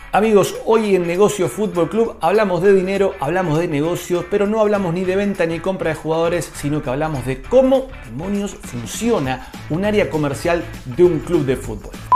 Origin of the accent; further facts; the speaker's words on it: Argentina; como argentino